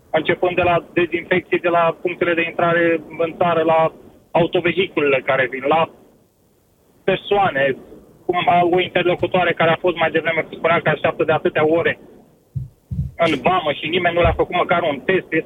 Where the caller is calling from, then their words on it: United Kingdom; Vă sunt din Marea Britanie.